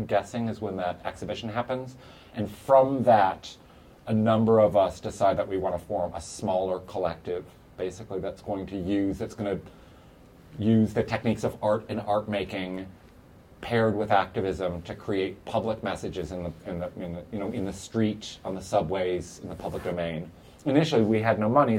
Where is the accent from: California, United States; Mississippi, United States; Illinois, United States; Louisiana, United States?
Illinois, United States; Chicago; moved away as an adult; now in New York, United States; I grew up in Chicago